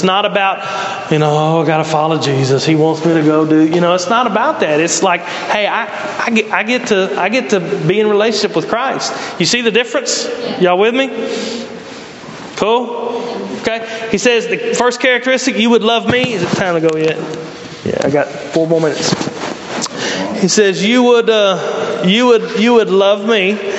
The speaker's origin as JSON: {"language": "English", "region": "Mississippi", "country": "United States", "lives_now": "Brownsville, United States", "said": "I moved here and like, what do y'all do in Brownsville? You know, I come from Mississippi and the cool thing was like to drive in a circle."}